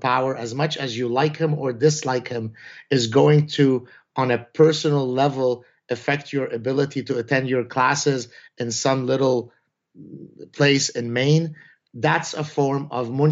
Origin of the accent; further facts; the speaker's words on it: Lebanon; first language Arabic; English is a second language; now in Montreal, Canada; I come from Lebanon. All my family was born there, all my siblings.